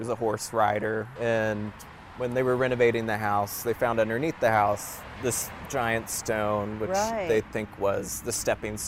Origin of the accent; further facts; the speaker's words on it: Louisville, Kentucky, United States; now in Kyle, United States; I'm from Louisville, Kentucky